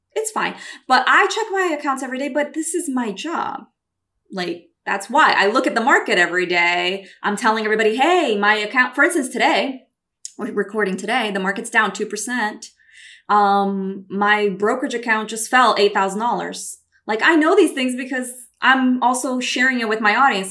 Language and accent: English; Brazil; also born or lived in New York City, United States; now in California, United States; I'm Brazilian.